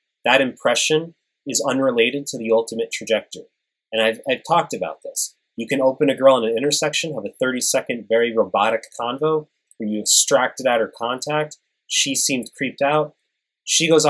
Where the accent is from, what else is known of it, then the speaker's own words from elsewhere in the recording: New York, United States; moved away; I'm from New York.